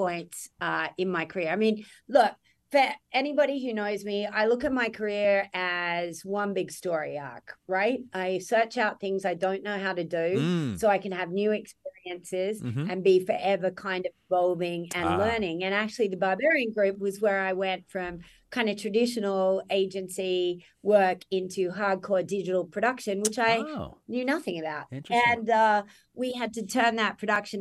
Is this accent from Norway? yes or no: no; Australia; moved away as an adult; now in New York, United States; I'm Australian.